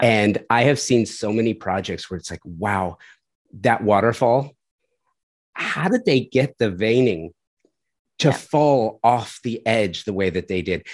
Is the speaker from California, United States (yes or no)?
yes; Southern California, United States; moved away as an adult; now in Tulsa, United States; I'm doing a design house in Tulsa, and I'm from Southern California